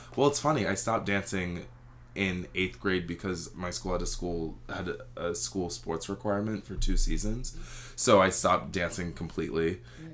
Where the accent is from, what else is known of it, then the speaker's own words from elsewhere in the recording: Richmond, Virginia, United States; moved away as an adult; now in New York, United States; I grew up in Richmond, Virginia